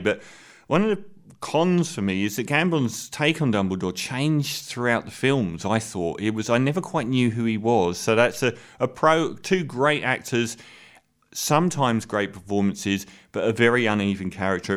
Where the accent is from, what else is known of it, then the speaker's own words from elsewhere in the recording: England, United Kingdom; I'm bigging myself up as an English person